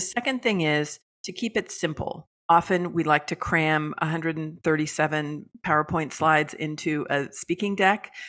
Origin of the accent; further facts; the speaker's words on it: San Francisco Bay Area, California, United States; moved away; I'm originally from California, from the San Francisco Bay Area.